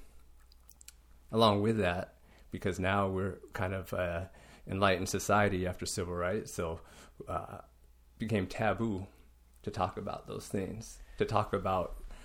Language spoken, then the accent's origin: English; Lakewood, Washington, United States; I was born in Lakewood, Washington. Grew up, went to school in Lakewood, Washington.